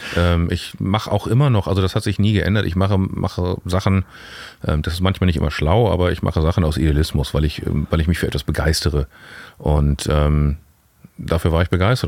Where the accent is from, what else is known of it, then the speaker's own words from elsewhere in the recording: Hamburg, Germany; also born or lived in Berlin; Wir sind ja im Süden aufgewachsen